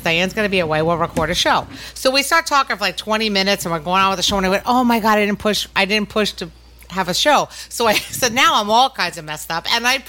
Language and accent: English; New York, United States; now in Florida, United States; I'm from New York.